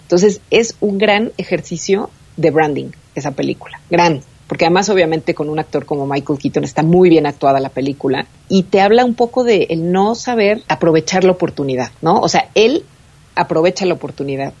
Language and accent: Spanish; Mexico City, Mexico; los que somos de la Ciudad de México y los que son de Monterrey no tenemos nada que ver